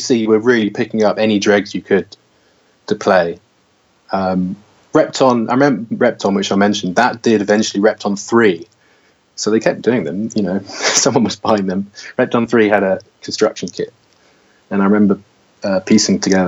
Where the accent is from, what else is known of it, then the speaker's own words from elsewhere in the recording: Somerset, South West England, United Kingdom; moved away; also born or lived in London; I grew up in Somerset.